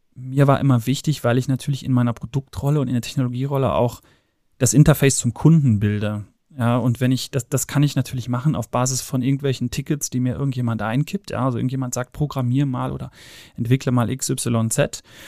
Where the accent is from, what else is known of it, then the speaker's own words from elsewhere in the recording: Cologne, North Rhine-Westphalia, Germany; moved away; bin ursprünglich aus Köln, äh, bin aus dem Rheinland, in geboren, äh, in Ehrenfeld aufgewachsen